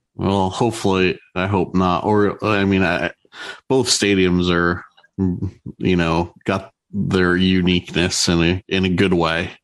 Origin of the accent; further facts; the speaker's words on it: New Jersey, United States; my home state of New Jersey